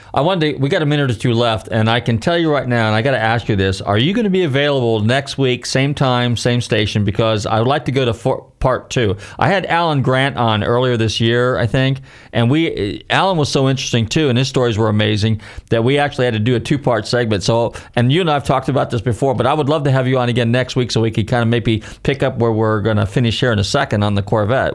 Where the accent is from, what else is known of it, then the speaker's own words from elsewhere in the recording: San Rafael, California, United States; I'm from San Rafael